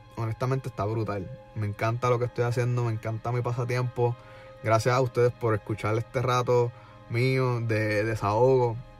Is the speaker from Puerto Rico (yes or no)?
yes; Puerto Rico; now in Orlando, United States; nosotros como puertorriqueños